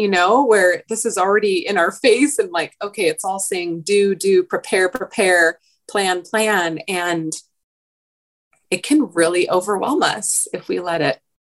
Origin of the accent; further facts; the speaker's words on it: Oregon, United States; now in Southern California, United States; I grew up in Oregon, which by its nature, at least where I grew up, just was a slower pace than down here.